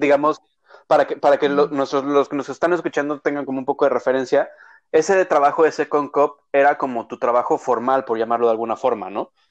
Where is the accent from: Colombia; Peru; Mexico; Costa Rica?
Mexico; now in Canada; como mexicanos